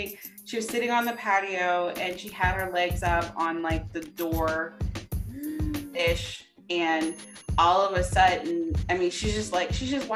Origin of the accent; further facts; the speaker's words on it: Louisiana, United States; moved away; my entire childhood living in Louisiana, in the country in Louisiana.